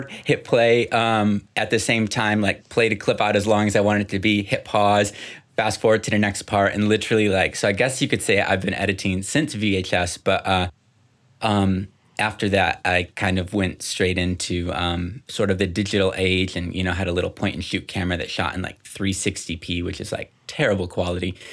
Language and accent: English; Dominican Republic; also born or lived in Guatemala; So I was born in Guatemala, um, was there until I was three years old. Then they moved to the Dominican Republic, which is where I spent the majority of my you know childhood.